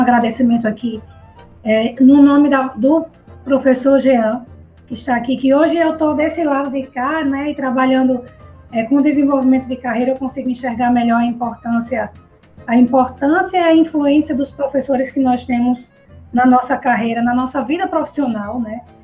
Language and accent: Portuguese; Natal, Rio Grande do Norte, Brazil; moved away as an adult; also born or lived in Mossoró, Rio Grande do Norte; now in Maceió, Brazil; eu estou em Alagoas, mas que eu sou potiguar, tá certo? Eu sou natalense, nascida e criada no Rio Grande do Norte.